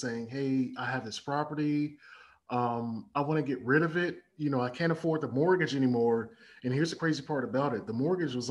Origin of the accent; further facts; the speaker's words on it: Chicago, Illinois, United States; also born or lived in Ghana; born and raised in Chicago